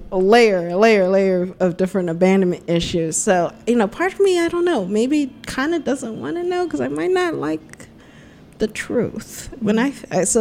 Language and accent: English; United States; also born or lived in Spain; I'm so American